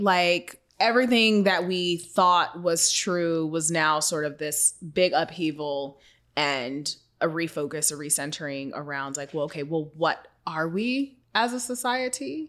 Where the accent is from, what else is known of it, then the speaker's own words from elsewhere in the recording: Seattle, Washington, United States; my hometown of Seattle